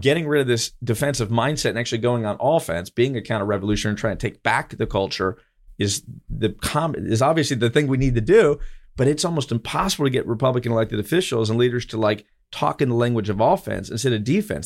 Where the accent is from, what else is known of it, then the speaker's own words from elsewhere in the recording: Eustis, Florida, United States; in my hometown of Eustis